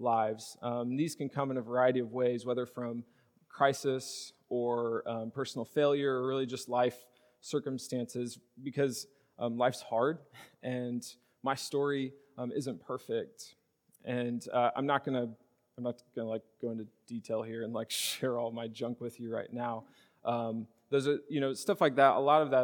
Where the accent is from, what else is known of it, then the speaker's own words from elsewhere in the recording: Charleston, Illinois, United States; I grew up in Charleston, Illinois